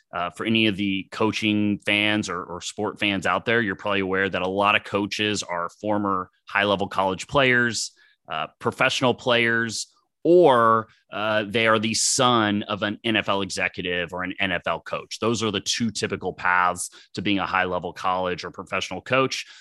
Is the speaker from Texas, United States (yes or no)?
yes; Dallas, Texas, United States; I grew up in Dallas, Texas